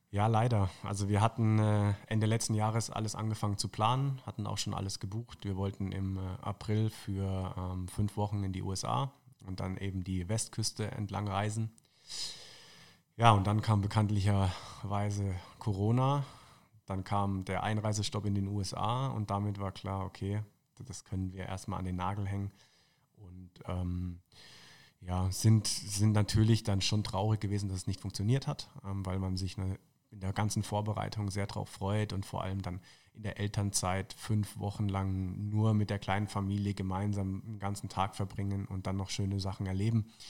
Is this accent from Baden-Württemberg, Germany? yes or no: yes; Tauberbischofsheim, Baden-Württemberg, Germany; moved away as an adult; also born or lived in Würzburg; now in Munich, Germany; aufgewachsen in Tauberbischofsheim und dann eben in Würzburg studiert